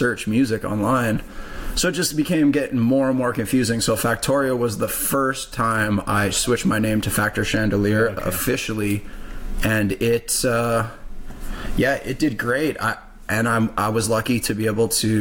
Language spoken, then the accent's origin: English; Saskatoon, Saskatchewan, Canada; I grew up on the North End.